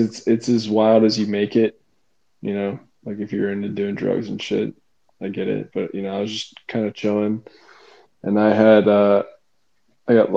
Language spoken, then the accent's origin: English; Cincinnati, Ohio, United States; we're both from Cincinnati